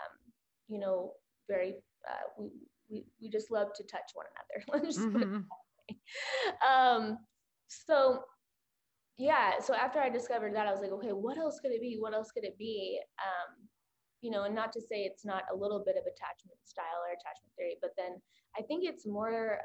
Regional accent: Oklahoma, United States; I'm from Oklahoma

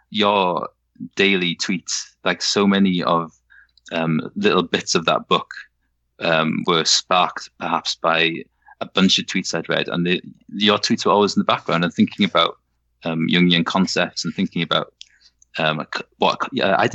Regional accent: Wales, United Kingdom; now in Yorkshire, United Kingdom; I'm Welsh. My parents both Welsh. I was brought up in Wales, but I live I live in Yorkshire, so I've had

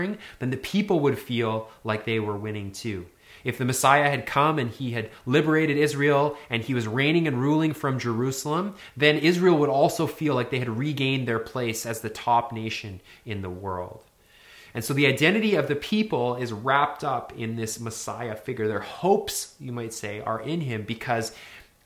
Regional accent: Northern Alberta, Canada; I grew up in Northern Alberta in the 80s and 90s

